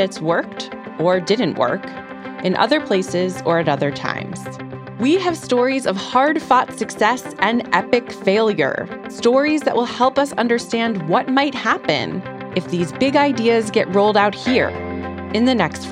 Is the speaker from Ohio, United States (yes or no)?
yes; Ohio, United States; moved away; my home state, Ohio